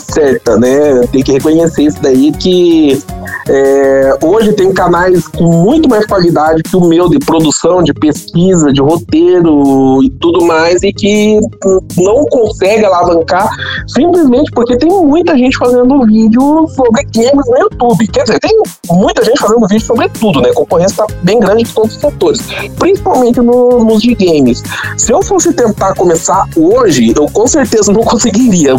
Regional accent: Brazil; moved away as an adult; also born or lived in Japan; eu sou brasileiro

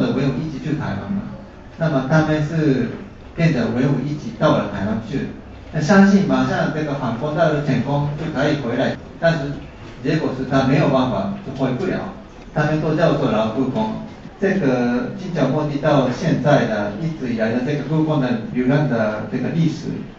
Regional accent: Japan; 作为一个日本人来来说，啊这些历史是啊跟我有一点密切的关系。

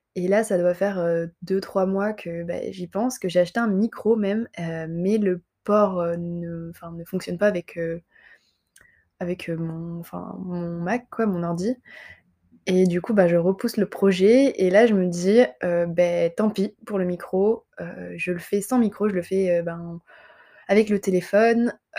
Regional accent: Montpellier, Occitania, France; also born or lived in Avignon; je suis montpelliéraine et euh, j'ai grandi dans le sud, globalement. Enfin, globalement, dans le sud, si on considère que Avignon c'est le sud

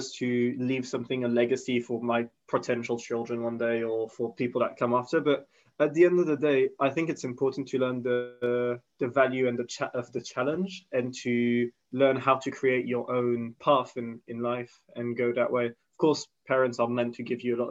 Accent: Switzerland; moved away as an adult; now in London, United Kingdom; being born and raised in Switzerland

